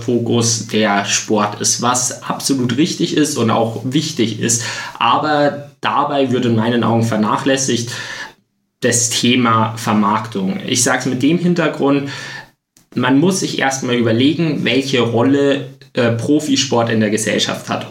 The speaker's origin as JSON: {"language": "German", "town": "Freising", "region": "Bavaria", "country": "Germany", "tie": "born or raised there", "said": "in meiner Heimatstadt, eben in Freising"}